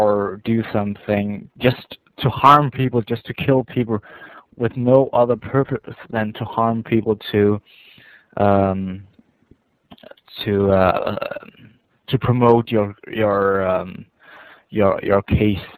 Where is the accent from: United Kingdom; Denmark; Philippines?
Denmark; English is a second language; I'm calling from Denmark.